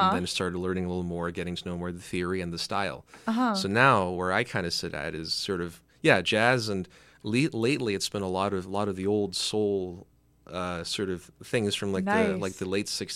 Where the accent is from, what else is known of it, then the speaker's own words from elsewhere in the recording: Mississauga, Ontario, Canada; because I'm down from Mississauga